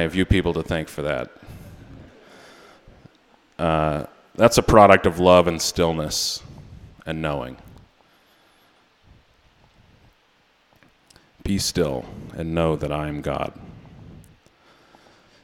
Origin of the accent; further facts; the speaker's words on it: Maine, United States; also born or lived in New York; I am from Maine